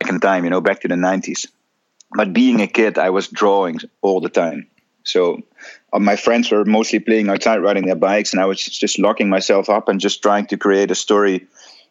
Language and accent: English; Netherlands; I'm a Dutch photographer, born and bred in the Netherlands. That's where I reside at the moment